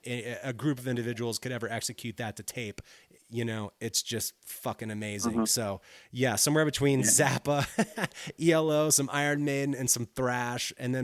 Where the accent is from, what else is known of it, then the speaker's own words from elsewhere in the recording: near New Orleans, Louisiana, United States; moved away; also born or lived in Brooklyn, New York; I grew up near New Orleans